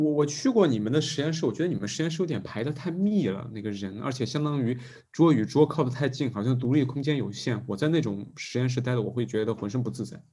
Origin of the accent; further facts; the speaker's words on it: China; 我们中国人活得真的太累了